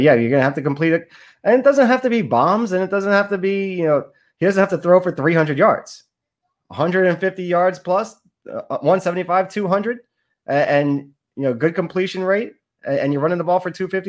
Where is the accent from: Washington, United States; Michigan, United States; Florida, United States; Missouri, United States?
Florida, United States; Sunrise; He's from down here in Western High School. Weston was a city right next to the city I grew up in Sunrise. So always rooting for the 954 guys.